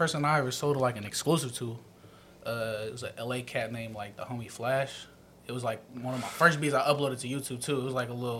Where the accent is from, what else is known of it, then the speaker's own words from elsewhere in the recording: Fairfield, California, United States; I'm from Fairfield.